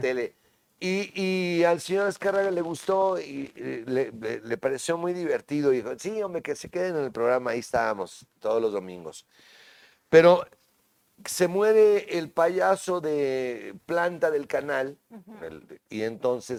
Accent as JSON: {"language": "Spanish", "town": "Tampico", "region": "Tamaulipas", "country": "Mexico", "tie": "born or raised there", "said": "Soy de Tampico"}